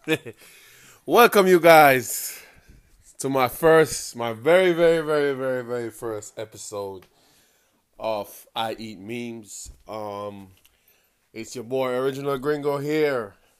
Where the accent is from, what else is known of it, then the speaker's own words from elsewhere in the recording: Kingston, Jamaica; accent: Jamaican; I was born and raised in Kingston, Jamaica, in a small, small little community called Walton Park Road.